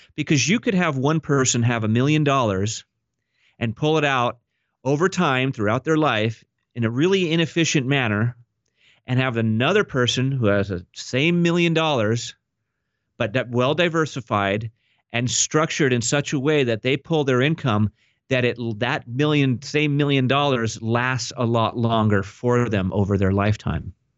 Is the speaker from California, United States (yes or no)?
yes; Orange County, California, United States; I was actually born and raised here in Orange County, California.